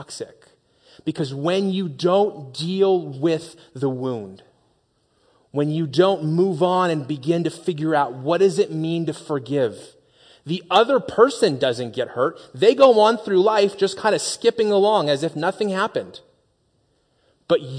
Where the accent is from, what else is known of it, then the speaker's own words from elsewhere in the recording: Las Vegas, Nevada, United States; moved away; also born or lived in Phoenix; I grew up in Las Vegas